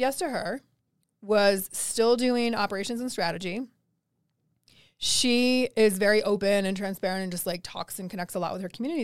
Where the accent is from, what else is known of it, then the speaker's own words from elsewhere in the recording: East Coast, United States; now in Denver, United States; I am from the East Coast, so I do actually miss the ocean